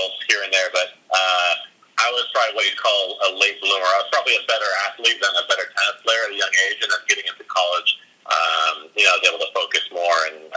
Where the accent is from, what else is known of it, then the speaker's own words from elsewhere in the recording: San Diego, California, United States; I grew up in San Diego, California